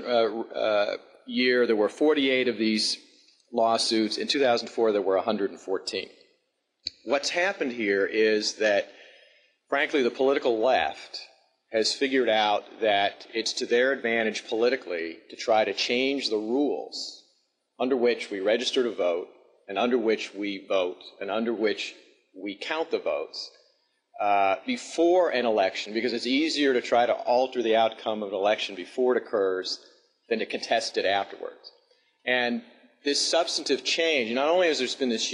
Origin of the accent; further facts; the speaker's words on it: Alabama, United States; moved away as an adult; now in Washington, United States; I was actually born and raised in Alabama